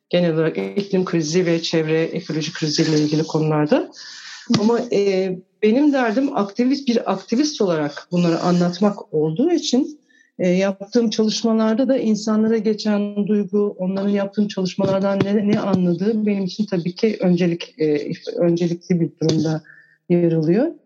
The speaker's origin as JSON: {"language": "Turkish", "country": "Turkey", "tie": "born or raised there", "said": "Ben küçük bir şehirde büyüdüm. E, resmen doğa aşığı bir babanın çocuğuyum."}